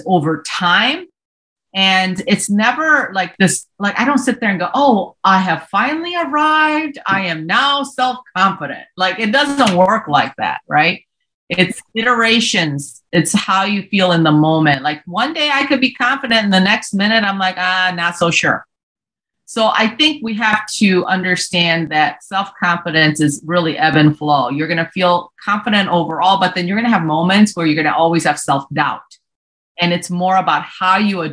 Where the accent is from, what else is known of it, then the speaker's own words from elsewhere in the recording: Hurley, Wisconsin / Ironwood, the Upper Peninsula, Michigan area, United States; also born or lived in Seoul, South Korea; We flew up to Hurley, Wisconsin, Ironwood, Michigan area, the Upper Peninsula